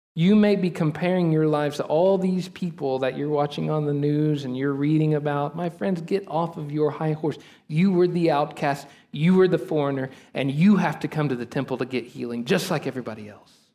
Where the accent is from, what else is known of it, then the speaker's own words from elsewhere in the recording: Texas, United States; us as American Texan Christians. We have lived in the Bible Belt for so long